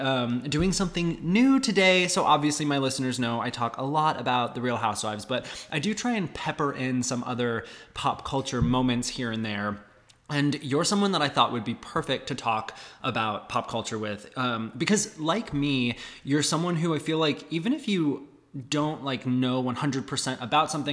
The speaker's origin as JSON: {"language": "English", "region": "Arizona", "country": "United States", "tie": "born or raised there", "said": "growing up in Arizona"}